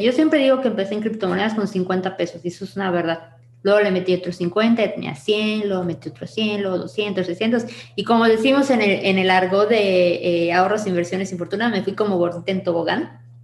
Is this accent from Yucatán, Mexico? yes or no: yes; Mérida, Yucatán, Mexico; soy de Mérida, Yucatán